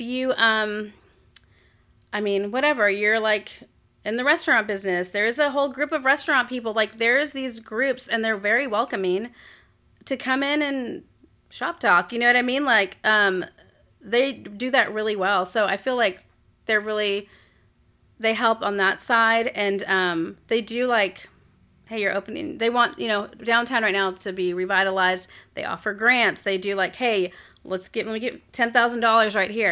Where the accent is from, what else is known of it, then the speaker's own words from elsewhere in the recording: Corpus Christi, Texas, United States; moved away as an adult; also born or lived in Raleigh, North Carolina; now in Abilene, United States; my, like, hometown